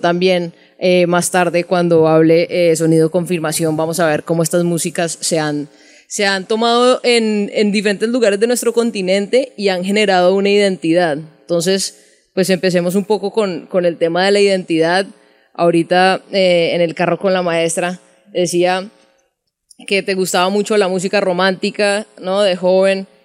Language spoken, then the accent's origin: Spanish; Cali, Valle del Cauca, Colombia; now in Bogotá, Colombia; Yo soy de Cali, pero, pues, he trabajado casi toda la vida en Bogotá